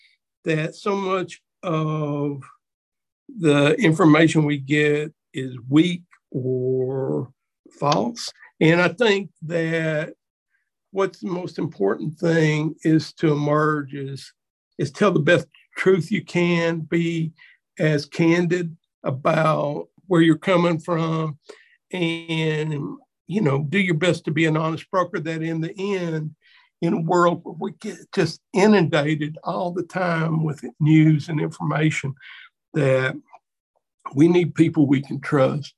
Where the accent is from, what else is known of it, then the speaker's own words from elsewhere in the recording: Hazard, Kentucky, United States; also born or lived in Whitesburg, Kentucky; I was really from Hazard